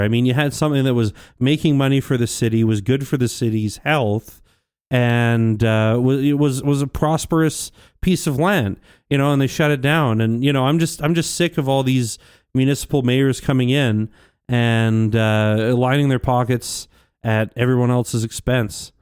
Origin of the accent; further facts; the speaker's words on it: St. Albert, Alberta, Canada; I grew up in Saint Albert most of my life